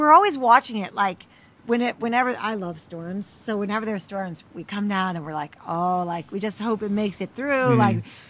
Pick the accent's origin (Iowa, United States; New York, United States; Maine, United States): Maine, United States; Central; moved away; I grew up in Central Maine